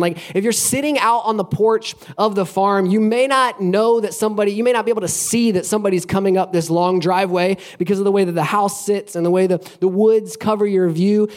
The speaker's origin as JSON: {"language": "English", "region": "Alabama", "country": "United States", "tie": "born or raised there", "moved": "as an adult", "lives_now": "Florida, United States", "said": "I grew up in Alabama and I've lived in Florida for the last uh, 14 years or so"}